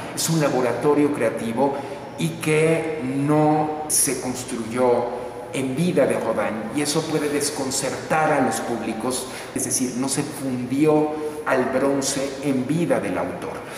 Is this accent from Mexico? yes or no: yes; Mexico; podemos entendernos como mexicanos